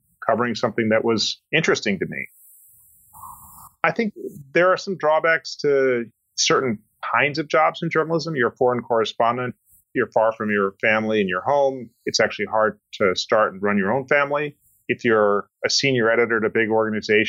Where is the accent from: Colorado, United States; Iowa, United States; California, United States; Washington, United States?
Colorado, United States; I grew up in Colorado